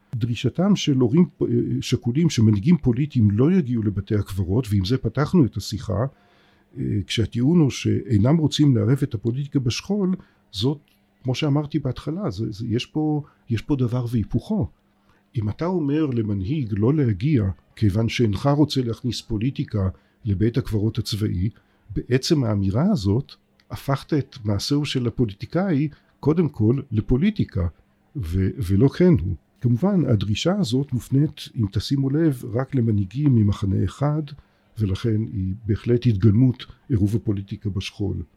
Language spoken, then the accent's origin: Hebrew; Israel; אני בתור בן הארץ הזאת